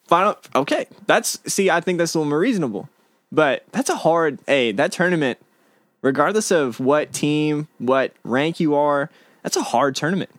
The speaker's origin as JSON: {"language": "English", "region": "Illinois", "country": "United States", "moved": "yes", "said": "I'm from Illinois."}